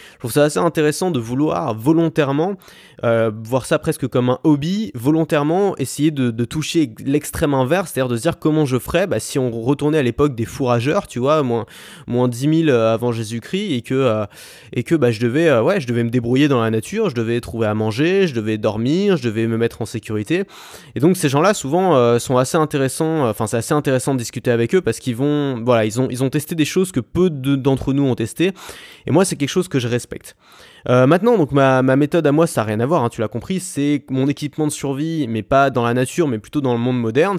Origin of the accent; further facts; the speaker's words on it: France; on a une chance énorme d'avoir avoir un passeport français